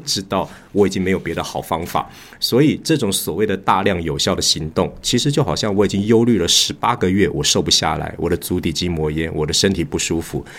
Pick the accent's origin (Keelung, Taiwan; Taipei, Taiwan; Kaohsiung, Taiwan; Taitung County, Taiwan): Taipei, Taiwan; moved away as an adult; also born or lived in Shenzhen, China; 今年五十四岁，呃，现在是个土生土长的台北人。那我过去曾经有十多年的时间定居在对岸的深圳